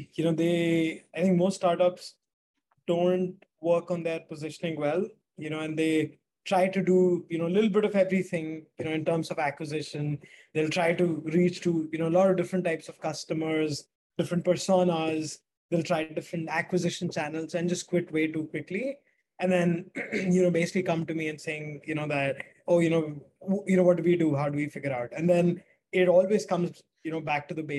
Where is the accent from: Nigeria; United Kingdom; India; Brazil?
India; Delhi; I'm from Delhi, India